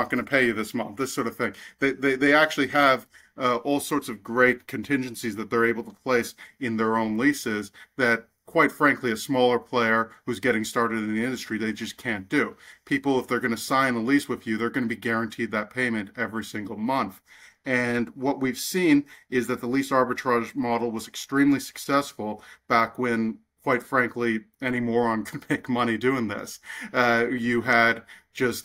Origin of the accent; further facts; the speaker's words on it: Canada; I'm from Canada.